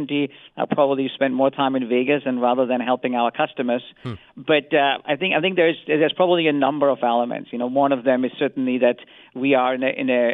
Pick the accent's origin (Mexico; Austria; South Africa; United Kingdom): Austria; as a European is I'm from Austria